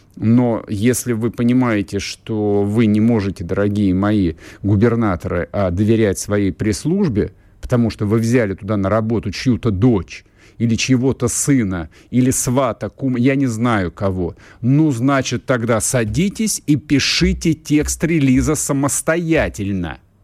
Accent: Moscow, Russia; я в данном случае, как москвич

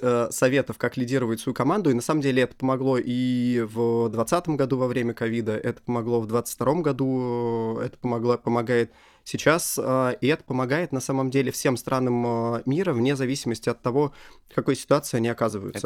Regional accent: Russia; я из России

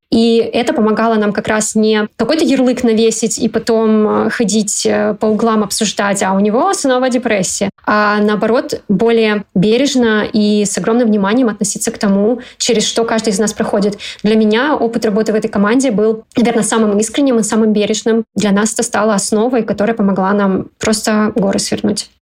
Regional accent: Kazakhstan; moved away; я родом из Казахстана

